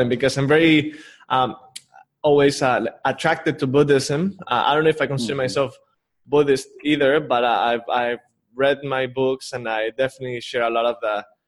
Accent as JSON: {"language": "English", "region": "Mexico City", "country": "Mexico", "also_born_or_lived": "Palawan", "moved": "yes", "said": "I'm from Mexico City originally"}